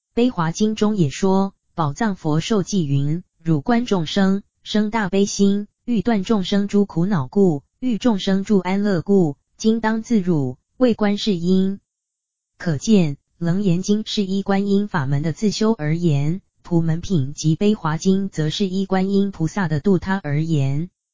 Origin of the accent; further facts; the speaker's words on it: China; 我们中国人好求简约